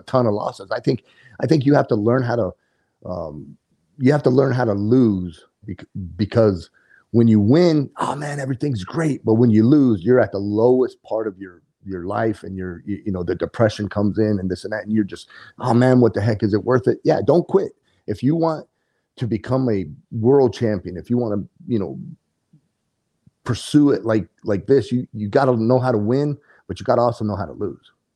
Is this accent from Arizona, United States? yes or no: yes; Coolidge, Arizona, United States; I'm a native to Arizona, born and raised in Coolidge, Arizona